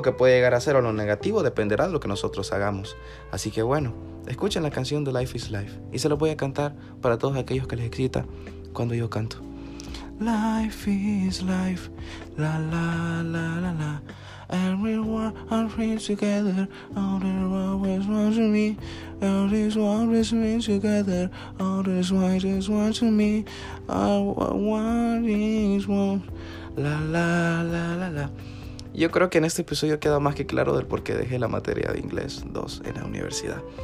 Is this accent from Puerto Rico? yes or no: no; El Salvador; como salvadoreños. Somos fuertes, somos cachimbones